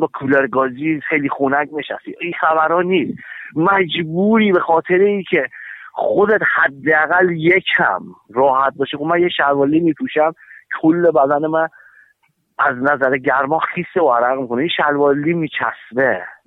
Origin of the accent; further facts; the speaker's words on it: Hamadan, Hamadan Province, Iran; ما تو همدان تو شهر خودمون